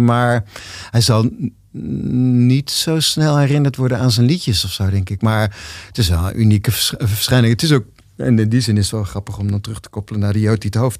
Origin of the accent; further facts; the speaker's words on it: Zwolle, Overijssel, Netherlands; ik ben geboren in Zwolle